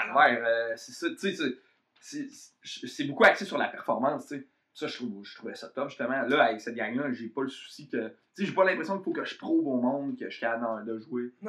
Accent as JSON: {"language": "French", "town": "Trois-Rivières", "region": "Quebec", "country": "Canada", "moved": "yes", "lives_now": "Montreal, Canada", "said": "je viens de Trois-Rivières"}